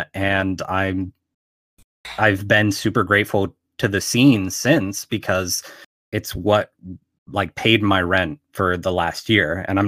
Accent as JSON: {"language": "English", "town": "Pittsburgh", "region": "Pennsylvania", "country": "United States", "said": "So I'm from Pittsburgh, Pennsylvania, and we have a yearly zine fair here in the city."}